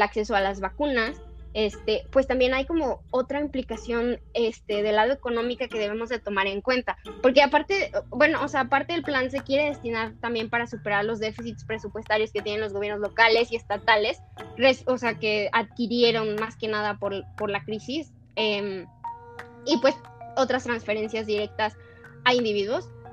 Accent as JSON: {"language": "Spanish", "country": "Mexico"}